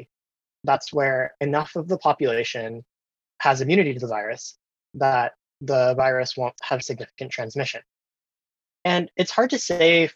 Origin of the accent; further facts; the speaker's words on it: Milwaukee, Wisconsin, United States; my hometown of Milwaukee